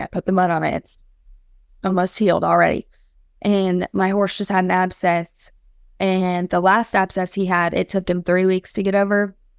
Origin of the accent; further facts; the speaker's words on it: Felda, Florida, United States; I'm from Felda, Florida